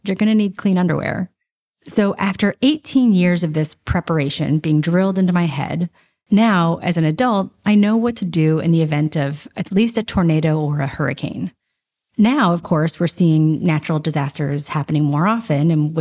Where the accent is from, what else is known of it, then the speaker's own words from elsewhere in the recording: Nashville, Tennessee, United States; I grew up in Nashville, Tennessee